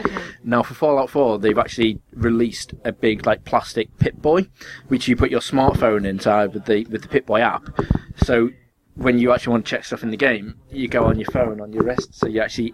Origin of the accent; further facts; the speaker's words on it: England, United Kingdom; as us English people call it.